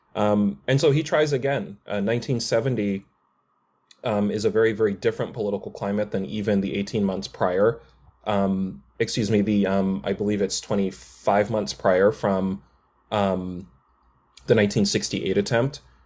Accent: New York City, New York, United States; now in Seattle, United States; I'm originally from New York City

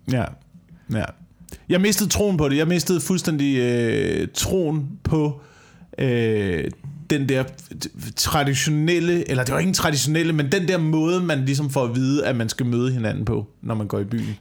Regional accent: Slagelse, Zealand, Denmark; der hvor jeg voksede op i Slagelse

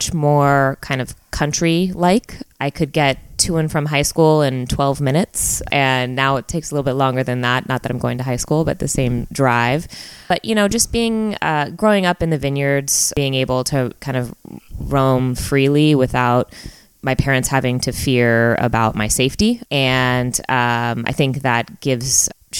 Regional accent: Lafayette, California, United States; also born or lived in Berkeley, California; now in Napa, United States; I was born in Berkeley, California, and grew up in Lafayette, which is also in the East Bay area

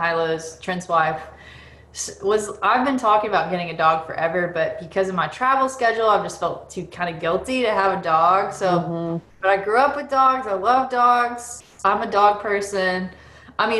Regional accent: Boston, Massachusetts, United States; I was born in Boston, and the reason why they were there is because they were helping a church in Lowell, Massachusetts

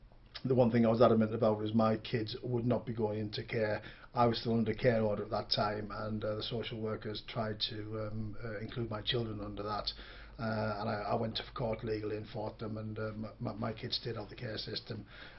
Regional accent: Birmingham, West Midlands, United Kingdom; also born or lived in Northern Ireland; Yeah, I was born in Birmingham in 1970. I was put in my first home at the age of three.

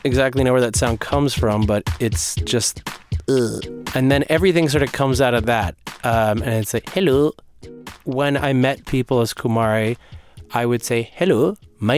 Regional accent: New Jersey, United States; also born or lived in New York; I was born in New York and I grew up in New Jersey

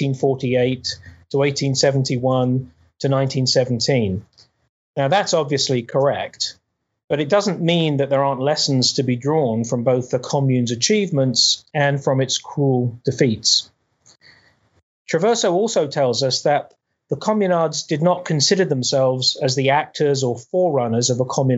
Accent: United Kingdom; I grew up in Britain

